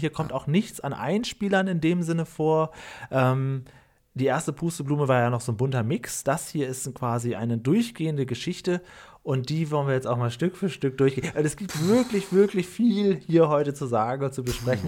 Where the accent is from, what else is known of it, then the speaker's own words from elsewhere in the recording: Cuxhaven area, Lower Saxony, Germany; ich komme ja vom Dorf aus dem Cuxhavener Land